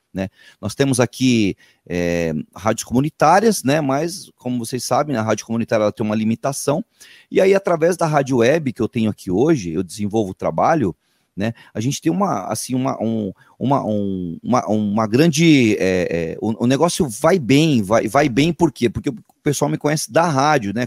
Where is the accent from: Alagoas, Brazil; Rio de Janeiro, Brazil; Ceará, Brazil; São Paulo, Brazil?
São Paulo, Brazil; Peruíbe; sou de Peruíbe